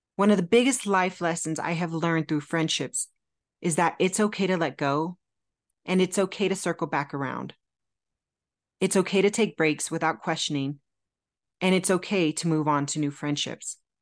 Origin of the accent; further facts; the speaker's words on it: California, United States; moved away as an adult; also born or lived in Phoenix, Arizona; I'm originally from California, born and raised, but Arizona stole my heart in my early twenties